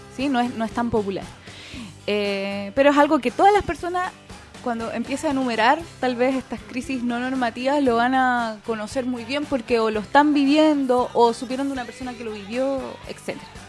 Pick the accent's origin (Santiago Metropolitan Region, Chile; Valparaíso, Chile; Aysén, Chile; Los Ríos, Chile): Santiago Metropolitan Region, Chile; Santiago; moved away; yo soy de Santiago, oriunda de allá.